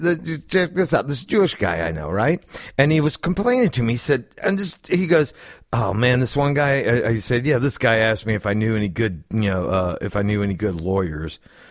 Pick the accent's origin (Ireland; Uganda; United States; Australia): Ireland; Listen, I'm Irish, okay? Everybody asked me where a good bar is